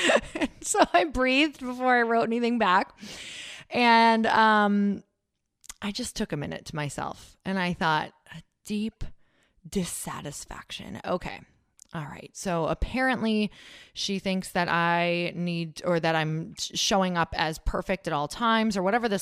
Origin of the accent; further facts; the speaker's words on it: Upper Michigan, United States; from Upper Michigan